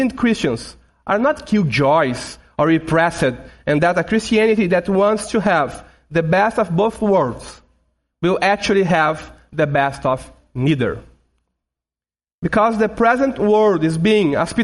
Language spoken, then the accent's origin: English; Brazil; first language Portuguese; English is a second language; Portuguese, my mother language. I and my family, we are from Brazil, so we speak Portuguese